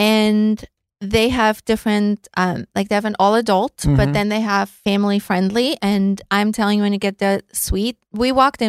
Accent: Austria; moved away; Austria. I mean, since that's yeah. my home country.

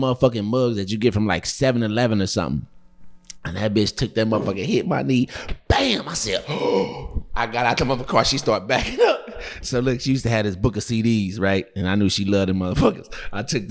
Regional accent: Kansas City, United States; I'm from Kansas City.

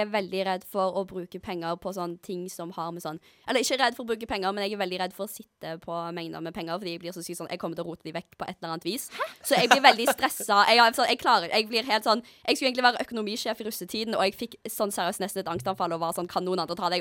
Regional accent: Stavanger, Rogaland, Norway; Jeg er jo fra Stavanger

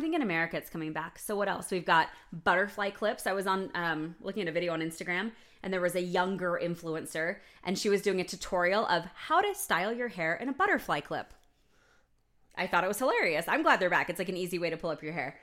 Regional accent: United States; me as an American

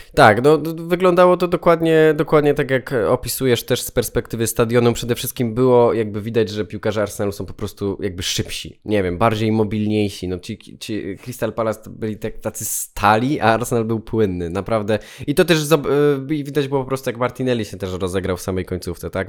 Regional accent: Poland; Opowiadałem, że z Polski

